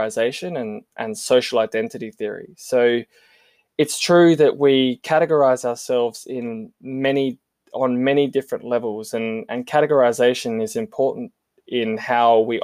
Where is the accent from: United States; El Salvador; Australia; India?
Australia; South Australia; I'm South Australian